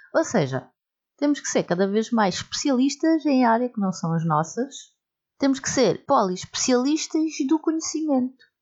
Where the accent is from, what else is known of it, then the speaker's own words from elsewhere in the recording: Portugal; porque somos portugueses